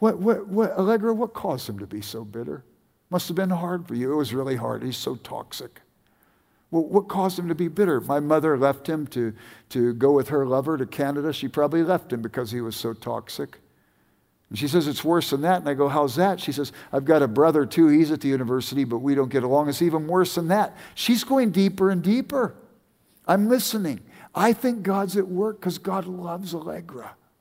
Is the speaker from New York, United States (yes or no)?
no; California, United States; now in Bend, United States; No, I grew up in Southern California, but don't like to admit it around here.